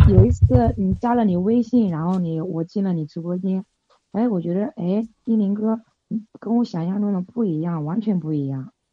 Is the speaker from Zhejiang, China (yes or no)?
no; Nanjing, Jiangsu, China; 就是用用我们南京话讲